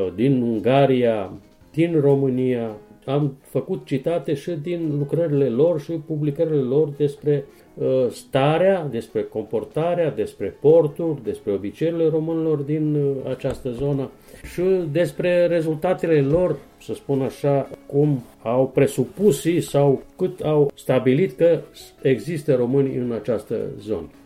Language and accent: Romanian; Timok Valley, Southern and Eastern Serbia, Serbia; sunt omul locului